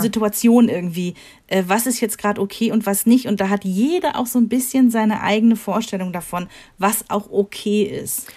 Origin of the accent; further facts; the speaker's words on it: Rhineland, Germany; wir sind Rheinländer